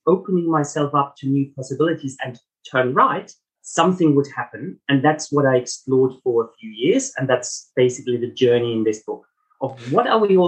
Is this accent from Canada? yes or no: no; Germany; moved away; also born or lived in Melbourne, Australia; my accent, it's not South African, I'm German heritage